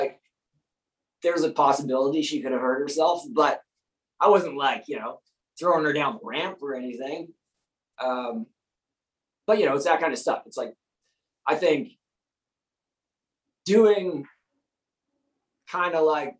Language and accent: English; Calgary, Alberta, Canada; moved away; also born or lived in New York; growing up in Calgary, there would be 1 or 2 shows a week